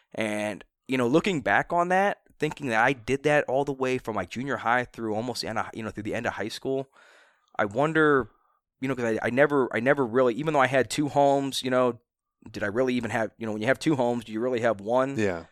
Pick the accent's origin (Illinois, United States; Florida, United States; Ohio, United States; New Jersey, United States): Ohio, United States; Akron; born in Akron.